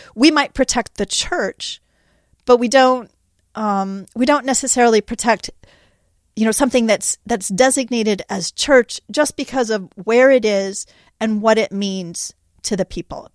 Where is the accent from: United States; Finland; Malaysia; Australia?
United States; California; I grew up in California. This has been my home my whole life.